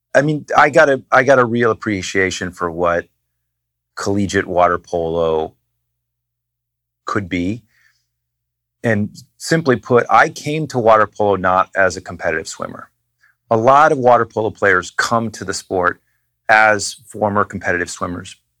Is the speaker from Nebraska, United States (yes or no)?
no; New Hampshire, United States; I grew up in New Hampshire